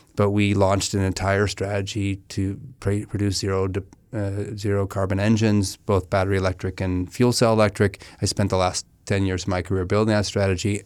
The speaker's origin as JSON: {"language": "English", "town": "Menlo Park", "region": "California", "country": "United States", "tie": "born or raised there", "said": "we grew up in Menlo Park"}